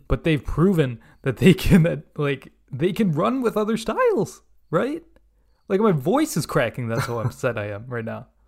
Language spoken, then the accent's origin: English; India; now in United States; I'm an Indian living in the United States